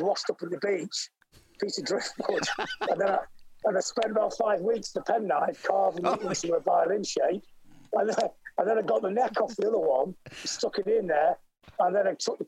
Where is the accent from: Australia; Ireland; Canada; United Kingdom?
United Kingdom; Blackpool, North West England; we were growing up in Blackpool in England, which is a seaside town